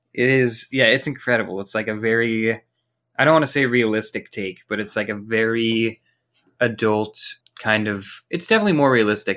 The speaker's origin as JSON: {"language": "English", "country": "United States", "said": "As an American"}